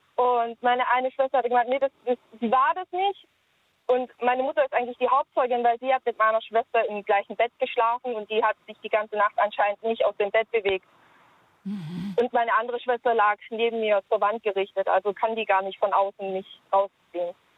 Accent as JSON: {"language": "German", "country": "Germany", "tie": "born or raised there", "said": "Ich bin hier in Deutschland aufgewachsen"}